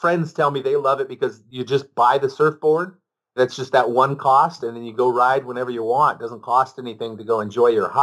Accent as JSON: {"language": "English", "town": "Ventura", "region": "California", "country": "United States"}